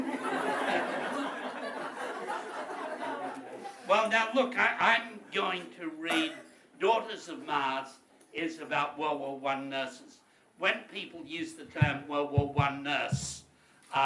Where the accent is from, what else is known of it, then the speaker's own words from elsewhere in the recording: Australia; being an Australian